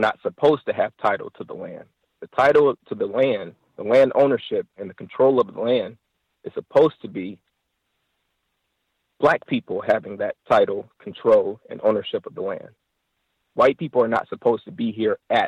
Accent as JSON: {"language": "English", "country": "United States", "said": "I am an American"}